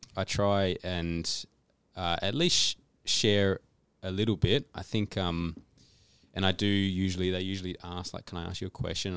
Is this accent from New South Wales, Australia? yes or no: no; Canberra, Australian Capital Territory, Australia; moved away as an adult; now in Adelaide, Australia; we live in Adelaide. I've been in Adelaide for seven or eight years. Before that, I grew up in Canberra